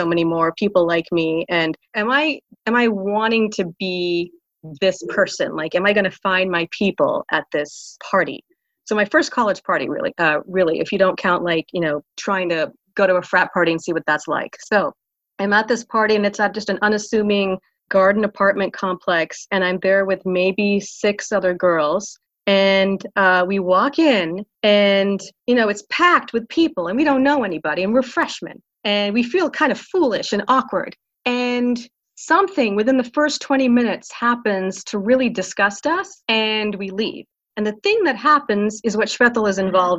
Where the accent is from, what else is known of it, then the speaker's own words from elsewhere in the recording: Pensacola, Florida, United States; moved away as an adult; also born or lived in Philadelphia / New Jersey; now in Atlanta, United States; my parents moved from where I grew up in Pensacola, Florida, to Orlando, Florida